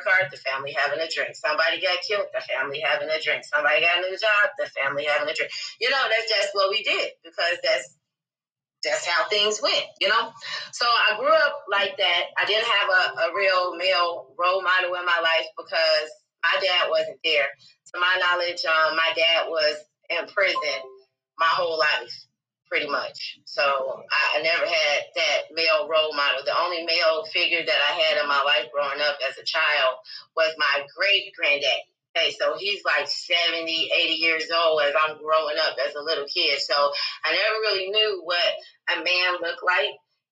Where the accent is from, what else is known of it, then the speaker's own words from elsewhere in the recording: Chicago, Illinois, United States; I was born in Chicago, Illinois. And I grew up in the Wild Hunnids.